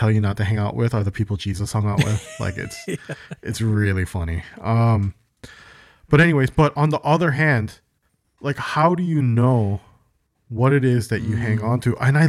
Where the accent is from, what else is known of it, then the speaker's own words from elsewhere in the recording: United States; born there; I was born in America, but I was in English as a second language. Because my parents instilled so much Korean stuff yes. in me